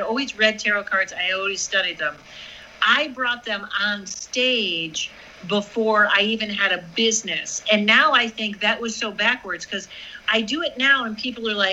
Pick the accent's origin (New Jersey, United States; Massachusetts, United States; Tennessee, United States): Massachusetts, United States; moved away; I'm from Massachusetts.